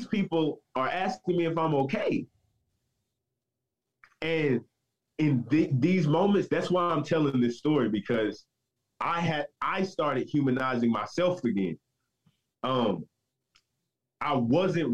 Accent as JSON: {"language": "English", "region": "Southern Kentucky", "country": "United States", "tie": "born or raised there", "said": "I grew up in Southern Kentucky"}